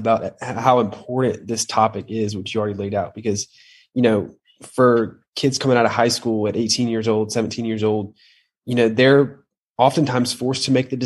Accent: Atlanta, Georgia, United States; I grew up in Atlanta, Georgia, oldest of five kids

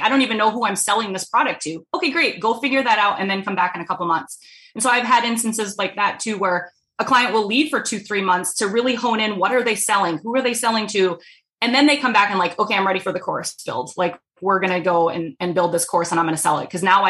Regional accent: East Coast, United States; I'm from the East Coast originally, so I'm a top fast talker.

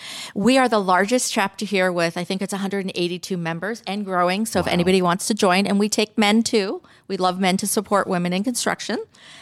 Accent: Canada; I grew up in Canada, and that's why I love hockey, and I love this area too. I come here a lot. And I grew up in an Italian family, and everybody is in construction in my family.

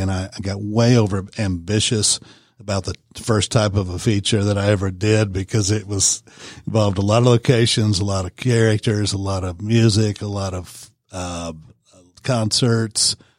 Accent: Warner Robins, Georgia, United States; moved away; also born or lived in Knoxville, Tennessee; I'm originally from Warner Robins, Georgia

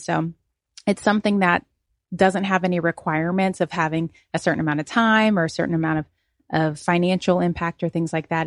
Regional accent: Cincinnati, Ohio, United States; now in Santa Rosa County, United States; I come from Cincinnati originally

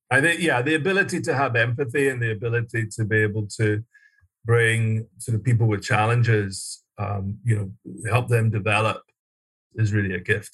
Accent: Glasgow, Scotland, United Kingdom; moved away as an adult; also born or lived in London; I was born and raised in Scotland, uh, Glasgow, Scotland, and went to school there

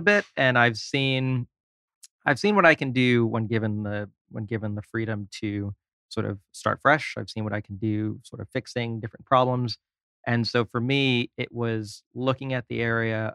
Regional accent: New York City, New York, United States; moved away; also born or lived in California / Orlando, Florida; I am from New York originally

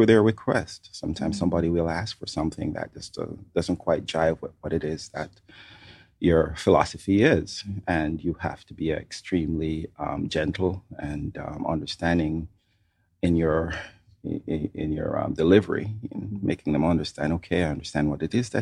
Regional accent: Montego Bay, Saint James, Jamaica; now in Atlanta, United States; I was born and grown in Montego Bay, Jamaica

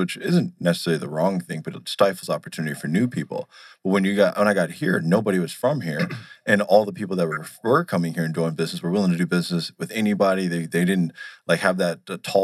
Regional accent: Milwaukee, Wisconsin, United States; moved away as an adult; also born or lived in Chicago; now in Arizona, United States; I'm originally from Milwaukee, Wisconsin. Born in Chicago, grew up in Milwaukee

